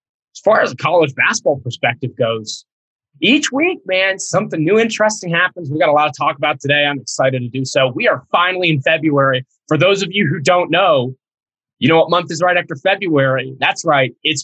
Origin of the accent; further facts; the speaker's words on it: Ohio, United States; I grew up in Ohio